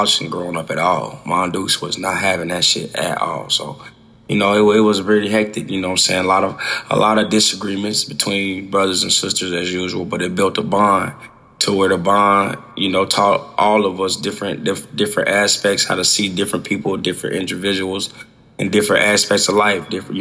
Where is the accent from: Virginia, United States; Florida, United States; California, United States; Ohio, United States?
Ohio, United States; Dayton; I grew up in Dayton, Ohio, on Catawba, 1910 was my address to be exact